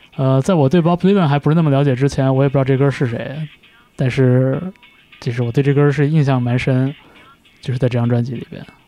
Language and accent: Chinese; Changchun, Jilin, China; 我小的时候在长春的那个音像店里边